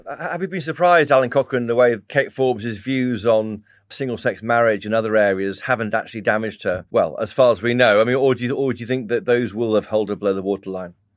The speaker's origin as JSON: {"language": "English", "region": "England", "country": "United Kingdom", "said": "I'm English"}